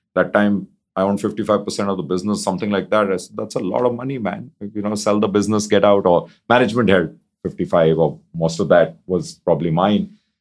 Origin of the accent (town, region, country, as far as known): India; born or raised there